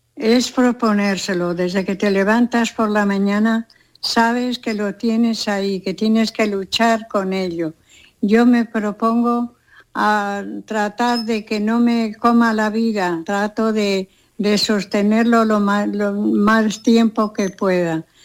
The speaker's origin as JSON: {"language": "Spanish", "region": "Castile", "country": "Spain", "also_born_or_lived": "Los Angeles, United States", "moved": "yes", "said": "el asado de mi tierra, hay que entender que Castilla hace unos asados maravillosos"}